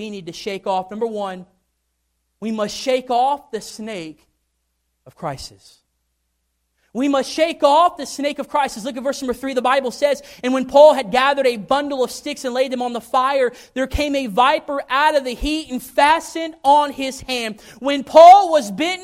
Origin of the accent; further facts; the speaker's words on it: Kentucky, United States; also born or lived in Tennessee; I had grown up in Kentucky. I was born in Tennessee, but I had grown up in Kentucky